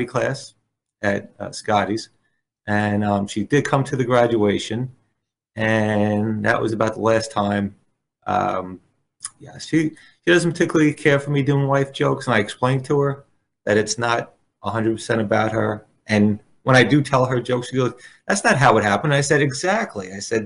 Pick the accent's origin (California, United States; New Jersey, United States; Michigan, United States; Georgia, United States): New Jersey, United States; Bayonne; also born or lived in Staten Island, New York; I grew up in Bayonne, and I went to college in Staten Island.